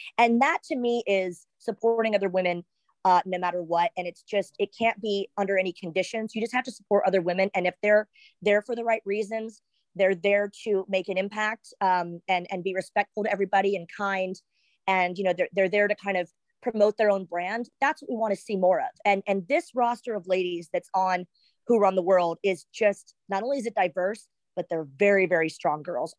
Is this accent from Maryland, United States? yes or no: no; Texas, United States; also born or lived in Southern California; now in Orlando, United States; yes, I grew up in Texas, lived in Southern California, hence I started the wrestling. But like Orlando, Florida is where I've lived the most. That's home for me.